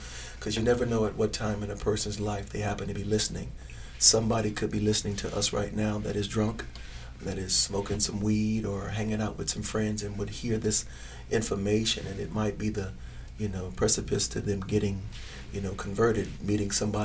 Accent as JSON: {"language": "English", "town": "New York City", "region": "New York", "country": "United States", "tie": "born or raised there", "moved": "yes", "lives_now": "Las Vegas, United States", "said": "Born and raised in Harlem, New York City"}